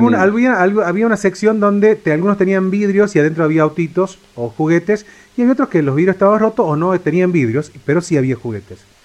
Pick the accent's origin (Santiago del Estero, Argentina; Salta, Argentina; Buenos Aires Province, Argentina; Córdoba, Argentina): Córdoba, Argentina; moved away; yo vengo de la provincia de Córdoba